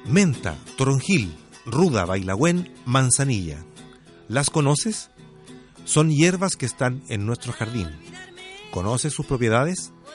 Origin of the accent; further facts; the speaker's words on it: Switzerland; Spanish is a second language; moved away as an adult; also born or lived in Germany; now in Chile; yo soy alemana, eh, me, crié en, Suiza